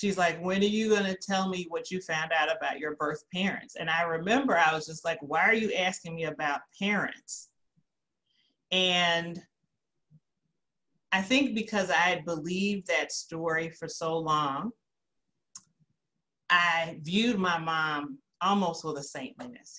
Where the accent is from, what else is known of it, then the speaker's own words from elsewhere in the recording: Gary, Indiana, United States; also born or lived in Peoria, Illinois; I grew up in Gary, Indiana